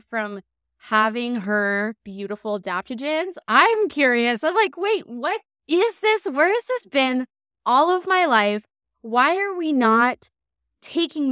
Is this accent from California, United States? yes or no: yes; Laguna Beach, California, United States; in Laguna, my hometown